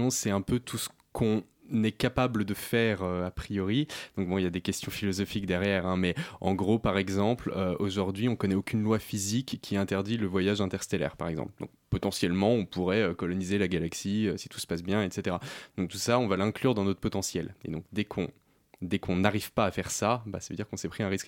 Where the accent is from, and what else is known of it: Paris, Île-de-France, France